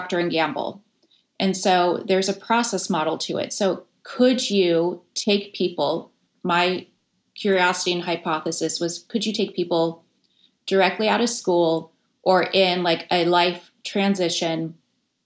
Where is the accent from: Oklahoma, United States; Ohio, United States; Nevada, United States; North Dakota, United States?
Nevada, United States; Las Vegas; now in San Francisco, United States; I grew up in Las Vegas during the late 70s, 80s, and 90s